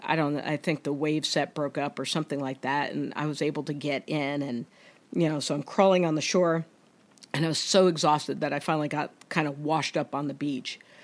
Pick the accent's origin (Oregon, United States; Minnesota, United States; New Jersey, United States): New Jersey, United States; I'm from New Jersey